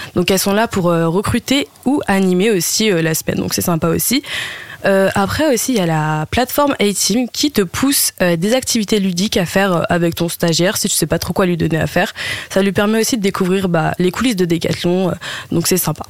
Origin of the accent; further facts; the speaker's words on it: Oise, Hauts-de-France, France; moved away as an adult; now in Lille, France; de base je viens de l'Oise, mais je suis venue à Lille